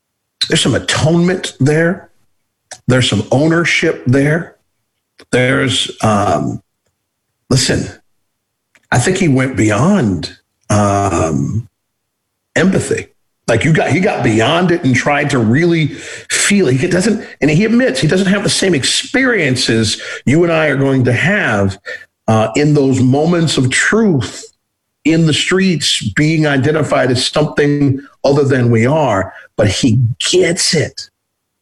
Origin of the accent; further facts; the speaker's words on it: Cincinnati, Ohio, United States; I grew up in Cincinnati, Ohio.